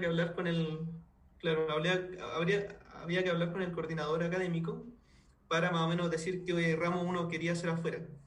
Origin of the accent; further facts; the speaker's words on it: Chile; moved away as an adult; also born or lived in Spain; now in Germany; yo como chileno